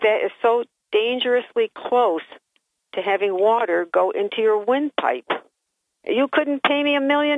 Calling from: Johnson City, New York, United States; from JC.

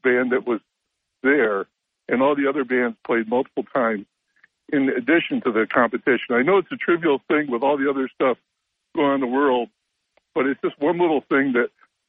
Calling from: Endicott, New York, United States; from Endicott.

